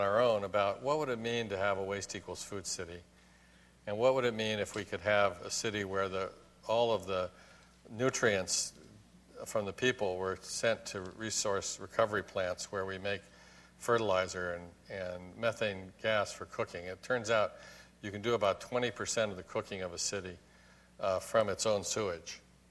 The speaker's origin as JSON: {"language": "English", "country": "Hong Kong", "tie": "born or raised there", "also_born_or_lived": "Tokyo, Japan", "said": "When I was a baby, I was born in Tokyo, and I grew up in Hong Kong."}